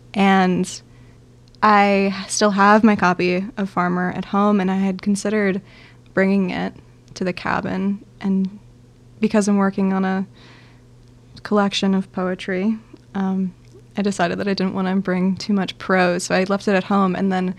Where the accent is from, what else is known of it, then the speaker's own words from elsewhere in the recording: Beulah, Michigan, United States; also born or lived in New Jersey; now in St. Louis, United States; I'm from Northern Michigan, about 2 hours from this cabin. I grew up on Crystal Lake in a technically village called Beulah. I think it's got a population of hovering around 300 people.